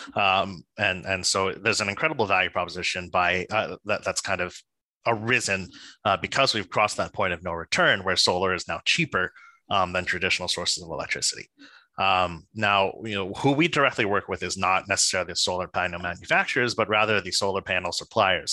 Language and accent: English; New Jersey, United States; I'm a boy from New Jersey